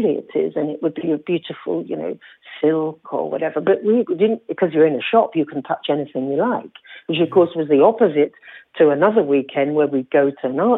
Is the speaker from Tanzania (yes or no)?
yes; Zanzibar, Tanzania; I come from Zanzibar